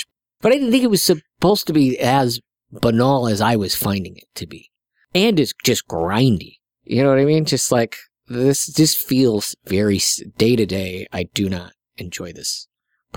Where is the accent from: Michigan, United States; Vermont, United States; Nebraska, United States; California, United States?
Nebraska, United States; South Sioux City; I'm from South Sioux City, Nebraska.